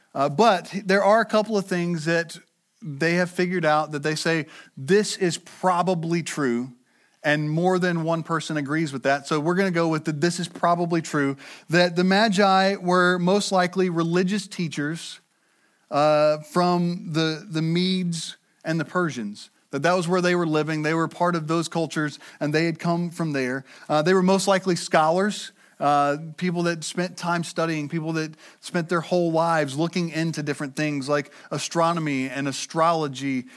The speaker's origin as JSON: {"language": "English", "country": "United States", "said": "we as American Christians"}